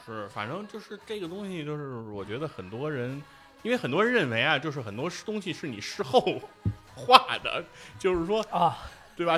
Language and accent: Chinese; China; 我们中国人